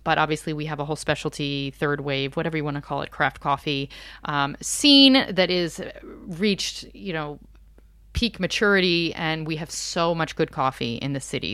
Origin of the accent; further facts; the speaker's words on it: outside of Philadelphia, Pennsylvania, United States; moved away as an adult; now in Paris, France; I grew up outside of Philadelphia